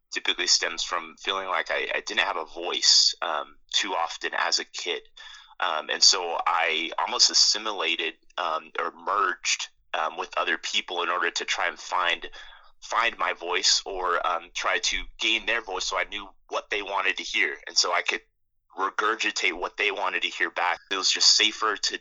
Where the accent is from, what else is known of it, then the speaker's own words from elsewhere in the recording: Roswell, New Mexico, United States; moved away; my experience growing up was that that's just the way things were in Roswell